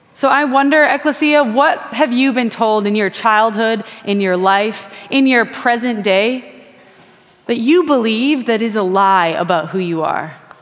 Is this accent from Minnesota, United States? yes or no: no; Wisconsin, United States; moved away; I'm from Wisconsin